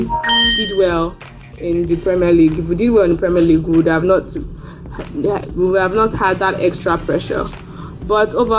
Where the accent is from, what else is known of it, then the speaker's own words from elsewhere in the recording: Nigeria; I am from Nigeria